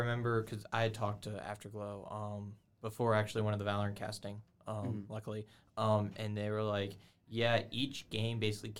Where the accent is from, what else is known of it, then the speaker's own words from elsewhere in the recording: the South, United States; moved away; I'm from the South, so none of my food is up here.